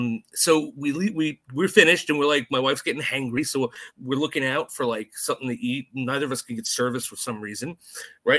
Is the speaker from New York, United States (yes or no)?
yes; New York City, New York, United States; I'm a New Yorker